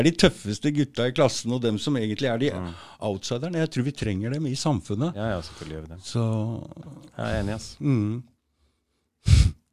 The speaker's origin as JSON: {"language": "Norwegian", "country": "Norway", "said": "nordmenn vi er jo vokst opp altså vi, tradisjonelt altså, Vinter, isolert i hytter og hus"}